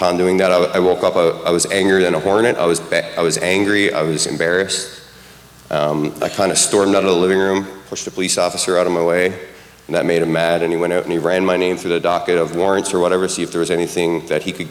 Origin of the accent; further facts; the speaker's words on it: Newfoundland and Labrador, Canada; moved away; I'm from Newfoundland